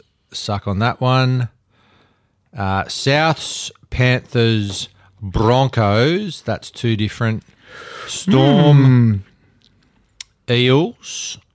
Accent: Ireland; I'm Irish. What do you mean? I've got a passport.

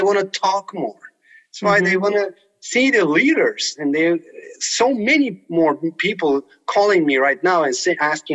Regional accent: Turkey; English is a second language; also born or lived in Colorado; now in United States; I grew up playing soccer in Turkey.

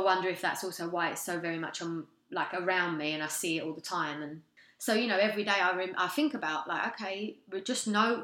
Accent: London, United Kingdom; moved away as an adult; now in Canada; I'm from London. I'm very much a Londoner.

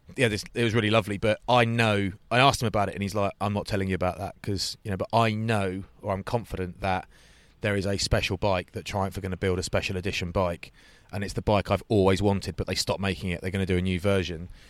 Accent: England, United Kingdom; as an Englishman

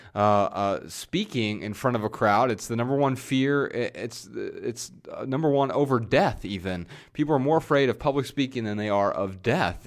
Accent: Dayton, Ohio, United States; moved away as an adult; also born or lived in Montana; We moved from Dayton, Ohio, our hometown, out to Montana

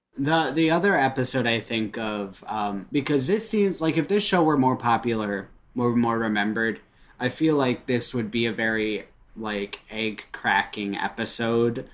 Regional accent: Royal Oak, Michigan, United States; born or raised there

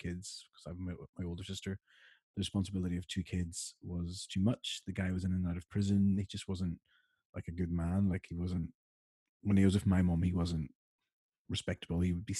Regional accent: Ireland; whenever I mention to anyone that I'm Irish, they're like, "Oh, I'm Irish."

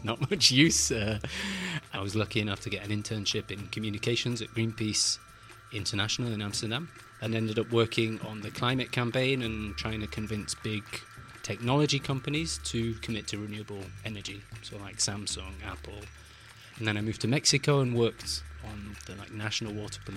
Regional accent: Glossop, East Midlands, United Kingdom; I grew up in Glossop, in the north of England, in the Peak District

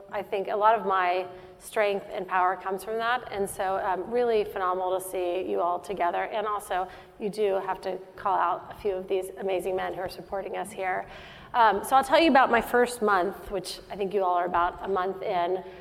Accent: Dallas, Texas, United States; moved away as an adult; also born or lived in West Coast / Middle East; I'm from Dallas, Texas

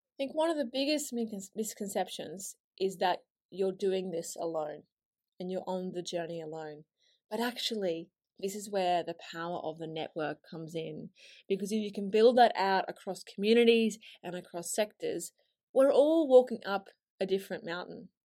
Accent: Australia; moved away as an adult; now in London, United Kingdom; my accent isn't actually from here originally, and I moved from Australia to London on a one-way ticket, uh, six years ago now

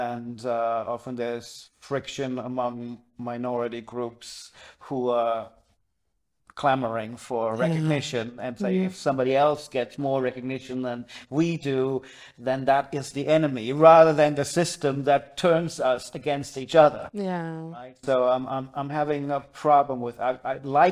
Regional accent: Germany; moved away as an adult; also born or lived in New York; now in Wales, United Kingdom; when I grew up in Germany

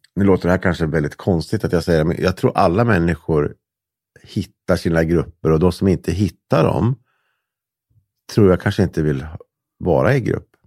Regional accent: Hudiksvall, Gävleborg County, Sweden; also born or lived in Delsbo; jag är uppvuxen i Hudiksvall och Delsbo

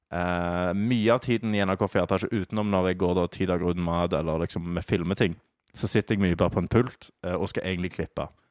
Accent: Stavanger, Rogaland, Norway; moved away; Jeg er jo fra, er jo fra Stavanger

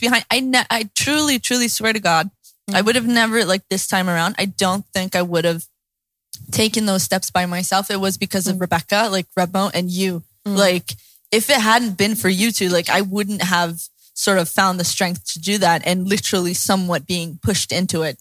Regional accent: the Bible Belt, the South, United States; I grew up in the Bible Belt

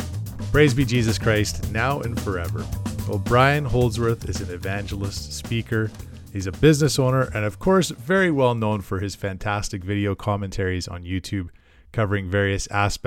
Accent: Edmonton, Alberta, Canada; Well, we're both kind of the suburbanites, I guess. We're from the Edmonton area.

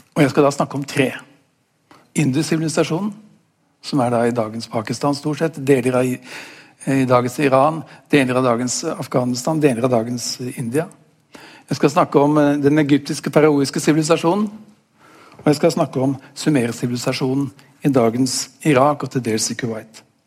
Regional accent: Norway; for oss som er eh, født og oppvokst i Norge

